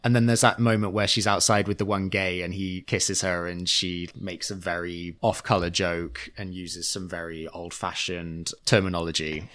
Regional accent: Churchtown, North West England, United Kingdom; now in United States; I'm the most famous actor from my hometown of Churchtown

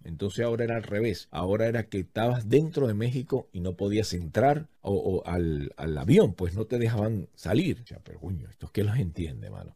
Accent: Venezuela; now in United States; vengo a sacar mi pasaporte. Soy venezolano y no hay para sacar el pasaporte en Estados Unidos

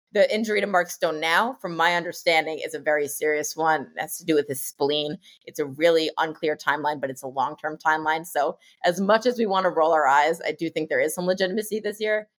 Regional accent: New Jersey, United States; I grew up in New Jersey

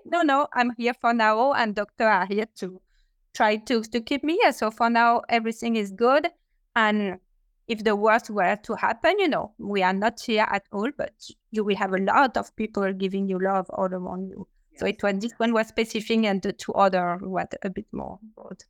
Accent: France; English is a second language; now in New York, United States; with my accent that I'm not uh, American, I'm French, but I'm living in in New York

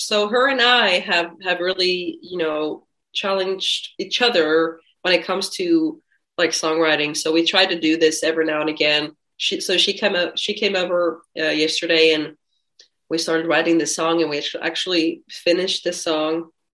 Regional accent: Finland; I'm from Finland

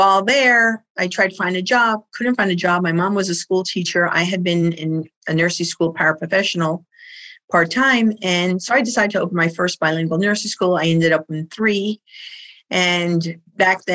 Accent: New York City, New York, United States; I did grow up in New York City. You can tell from my voice and my accent

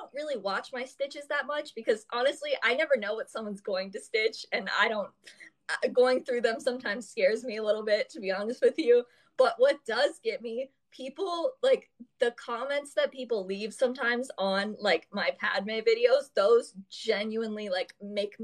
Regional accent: southern Ohio, United States; moved away as an adult; now in Chicago, United States; I'm from Ohio and I'm kind of from like a suburb in like southern Ohio. And you know, Caitlin, like we went to the same high school

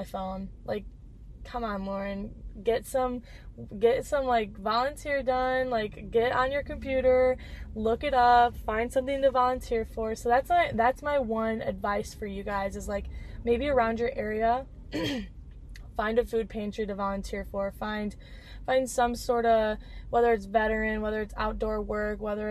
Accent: Dixon, United States; moved away as an adult; also born or lived in Cedar Rapids, Iowa; now in Milwaukee, United States; back home in Dixon, where I live, in my hometown. And then I could also go to my ex-hometown, or my ex-home, Cedar Rapids

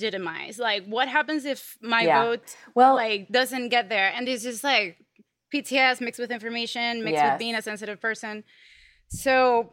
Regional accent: Venezuela; now in United States; I come from Venezuela

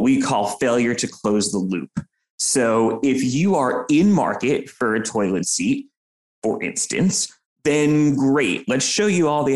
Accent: New York City, New York, United States; I'm from New York. I live in New York City. I'm a almost lifetime New Yorker

